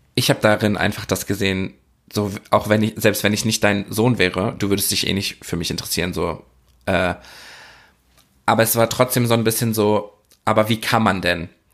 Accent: Oer-Erkenschwick, North Rhine-Westphalia, Germany; ich komme ja aus Ohrerkenschwick. Ich bin einer der wenigen Menschen, ich glaube, es sind sogar unter zehn Menschen, die im Personalausweis oder in ihren Daten angegeben haben, dass der Geburtsort Or Erkenschwick ist

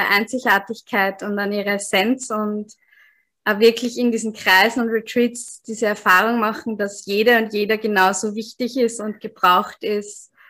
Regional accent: Austria; now in Tanzania; Also ich bin … ich komme ursprünglich in, aus Österreich, aber jetzt bin ich gerade in Sansibar, also gerade aus Sansibar in Ostafrika zugeschaltet

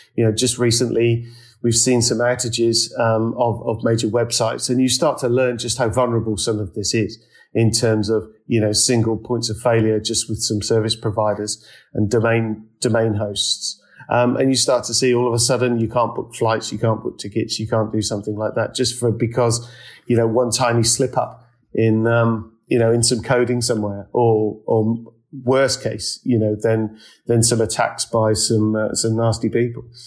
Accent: United Kingdom; now in London, United Kingdom; as Brits

